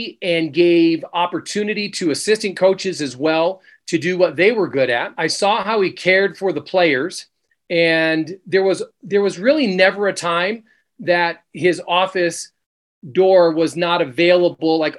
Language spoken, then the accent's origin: English; Connecticut, United States; now in Utah, United States; we grew up in Connecticut.